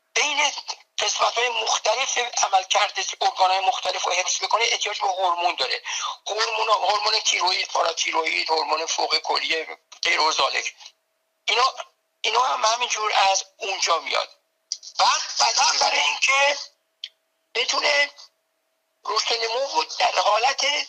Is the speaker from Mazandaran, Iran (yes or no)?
no; Tehran, Tehran Province, Iran; moved away as an adult; now in United States; من به قول خودمون بچه تهرانم یعنی در تهران در جنوب شهر تهران در جناب سلطان امیریه متولد شدم دبستان کمال رفتم اونجا